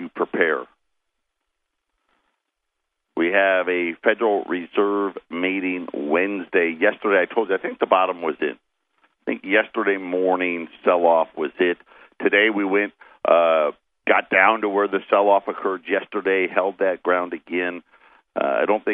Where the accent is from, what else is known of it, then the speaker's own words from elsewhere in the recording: Arizona, United States; we're from Arizona